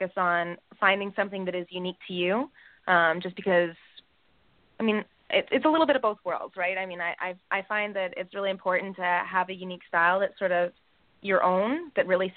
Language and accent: English; Calgary, Alberta, Canada; I'm a Canadian makeup artist from Calgary, Alberta